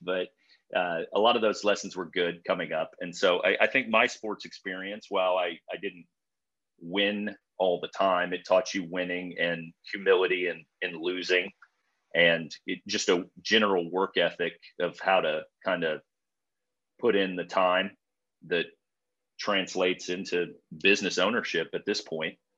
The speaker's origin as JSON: {"language": "English", "region": "Illinois", "country": "United States", "tie": "born or raised there", "said": "I grew up in Illinois"}